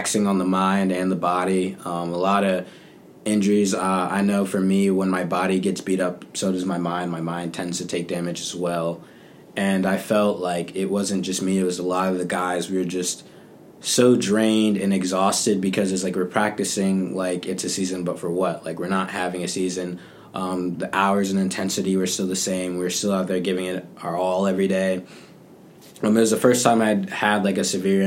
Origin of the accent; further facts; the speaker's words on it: Charlotte, North Carolina, United States; also born or lived in Cleveland, Ohio; now in South Carolina, United States; when I was two, we moved down to Charlotte, North Carolina. And I lived there pretty much my whole life between Charlotte and South Carolina